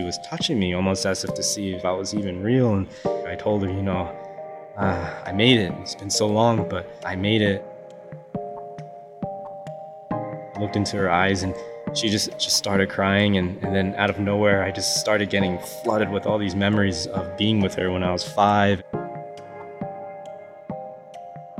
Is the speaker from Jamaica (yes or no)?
no; United States; I grew up in America